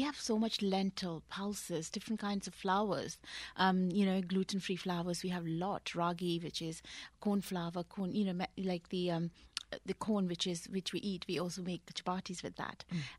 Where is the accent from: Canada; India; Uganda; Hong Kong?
India; West Bengal; moved away as an adult; now in Bristol, United Kingdom; I grew up in India, in West Bengal, which is East India. But my parents are from North India.